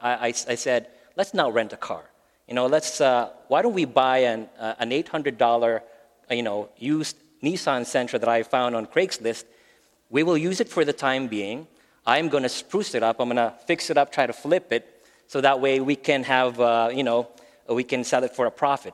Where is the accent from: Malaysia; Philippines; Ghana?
Philippines; English is a second language; moved away as an adult; also born or lived in Maryland, United States; now in Phoenix, United States; we're originally from the Philippines. We've been in the States for about 12 years now.